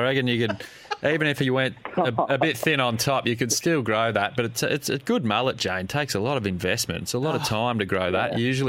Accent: Geelong, Victoria, Australia; Yeah, I'm from Geelong, mate

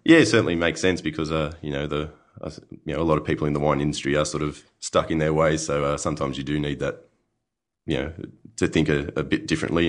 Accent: Griffith, New South Wales, Australia; moved away as an adult; also born or lived in Hunter Valley, New South Wales; now in Yarra Valley, Australia; I was from Griffith

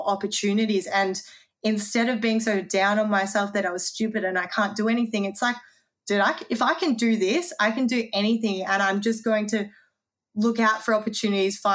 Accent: Lilydale, Victoria, Australia; I'm from Lilydale.

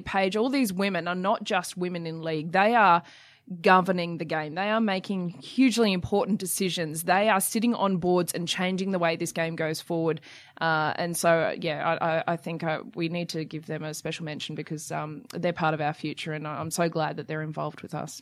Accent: Queensland, Australia; I'm a Queenslander

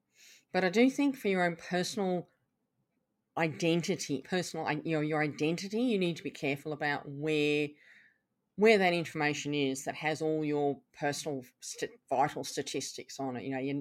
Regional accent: England, United Kingdom; also born or lived in Canada; now in Australia; I was brought up in England and Canada, and I now live in Australia

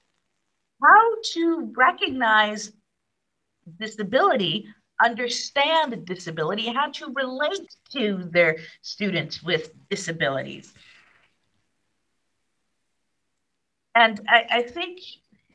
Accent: New York City, New York, United States; I grew up in New York City

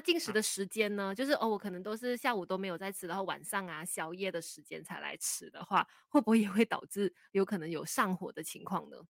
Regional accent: Malaysia; 我们马来西亚人都是比较含蓄啊，比较被动一些些的

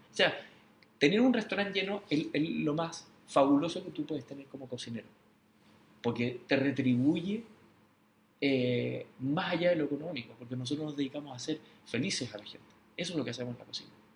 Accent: Chile; Nosotros los chilenos

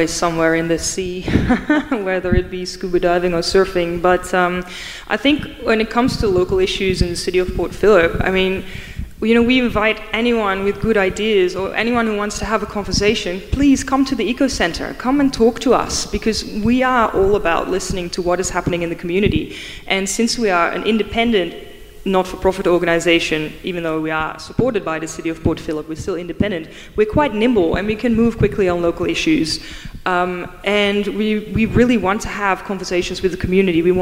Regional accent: Netherlands; English is a second language; I'm from the Netherlands. Half my country is already under sea level.

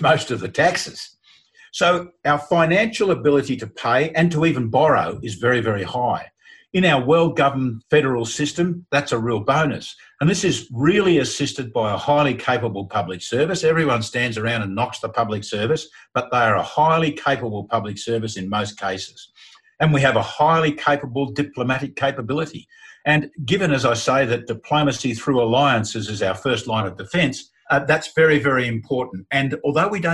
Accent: Australia

